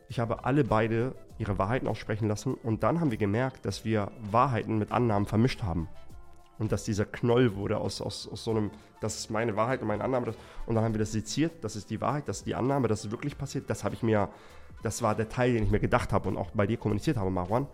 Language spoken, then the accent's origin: German; Erbil, Kurdistan Region, Iraq; moved away; in Erbil, in meiner Heimatstadt